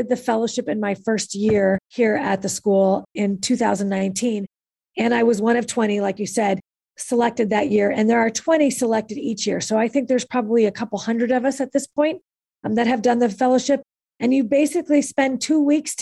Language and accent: English; California, United States; also born or lived in Kansas City, Missouri; I'm from California and this is my home